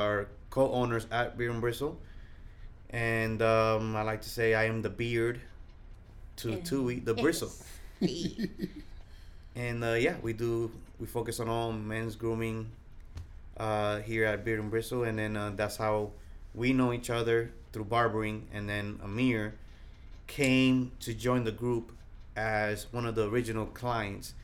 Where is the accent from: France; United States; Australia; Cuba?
United States; New York City, New York; now in Texas, United States; I am also from New York, Brooklyn, New York. I've been in Texas 14 years